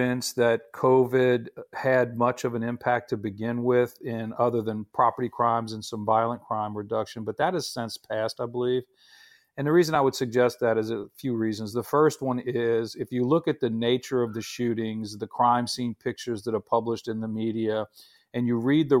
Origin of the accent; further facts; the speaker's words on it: New Orleans, Louisiana, United States; my hometown of New Orleans